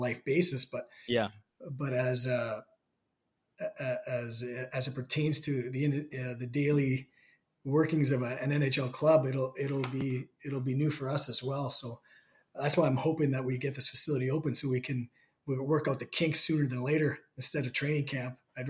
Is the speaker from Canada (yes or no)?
yes; Canada; being Canadian